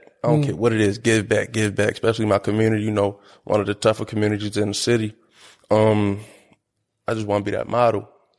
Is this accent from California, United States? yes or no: no; Baltimore, Maryland, United States; Growing up here? You different for real. You built different